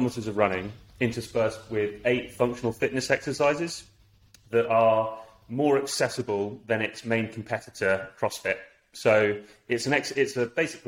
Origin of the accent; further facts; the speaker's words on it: London, United Kingdom; We grew up at school in Southwest London